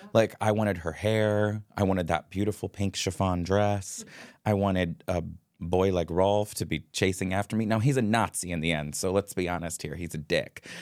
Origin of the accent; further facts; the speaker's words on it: Upper Arlington, Ohio, United States; I grew up in Upper Arlington, which I think now is a s, is such a more progressive community than it was